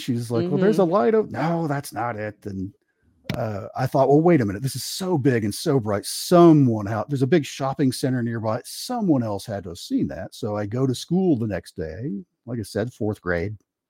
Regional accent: Kentucky, United States; I grew up in Eastern Kentucky, and where our house was kind of up on this tall hill, and there was a big valley kind of off to one side where there was a couple shopping centers

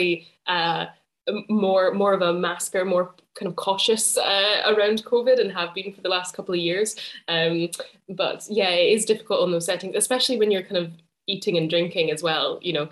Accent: Edinburgh, Scotland, United Kingdom; also born or lived in Cambridge / St Andrews; I'm a playwright and theatre maker from Edinburgh. I grew up in Edinburgh as well.

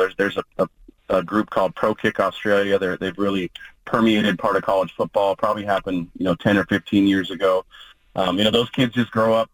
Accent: Oregon, United States; what I consider to be my home state school, where, where my wife's from, and, and, really where my formative years were spent

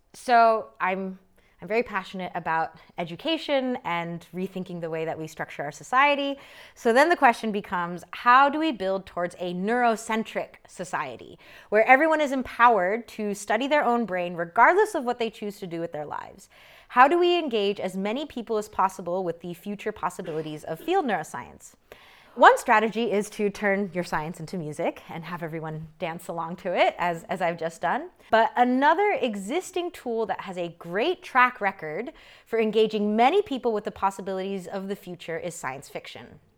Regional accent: United States; an American born to Korean immigrants

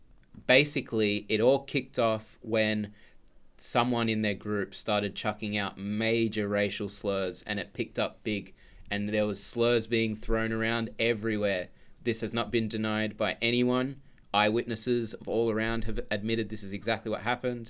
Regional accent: Australia; I'm Australian

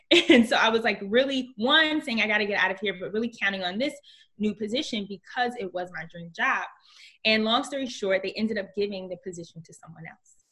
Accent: Newark, New Jersey, United States; I grew up in Newark, New Jersey

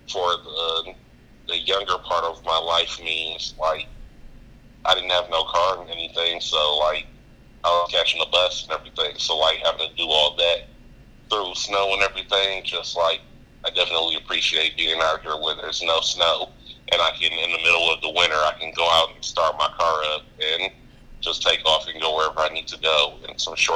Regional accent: Detroit, Michigan, United States; now in Arizona, United States; I'm originally from Detroit.

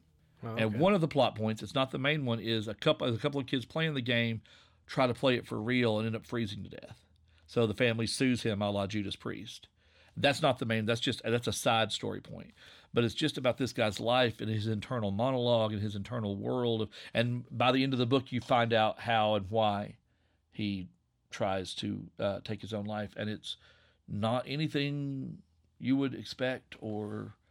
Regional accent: Virginia, United States; I'm going to relax into my accent because I'm from Southwest Virginia. I'm from coal country. This is what I sound like.

